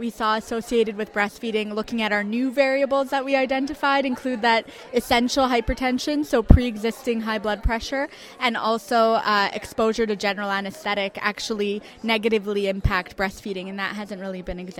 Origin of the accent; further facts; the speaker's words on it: Montreal, Quebec, Canada; I'm from Montreal.